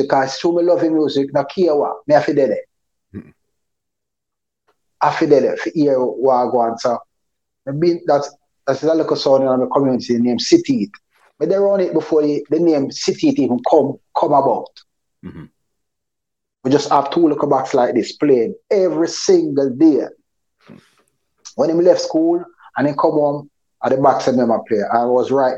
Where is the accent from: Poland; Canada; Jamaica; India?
Jamaica; Port Antonio, Portland; also born or lived in Moore Town / Seaman's Valley; I grew up in Port Antonio, Portland. Beautiful parish, the nicest parish and the sweetest parish in Jamaica